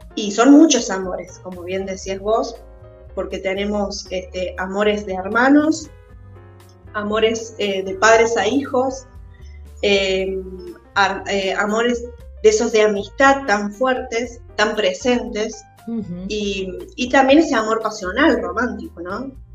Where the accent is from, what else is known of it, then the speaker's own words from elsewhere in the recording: Río Cuarto, Córdoba, Argentina; yo soy de Río Cuarto, del sur de Córdoba